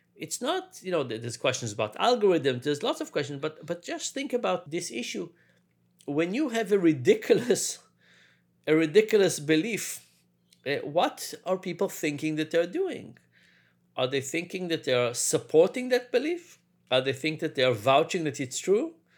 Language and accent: English; Israel; moved away; also born or lived in New York; I grew up in Israel. was born in New York, but grew up in Israel.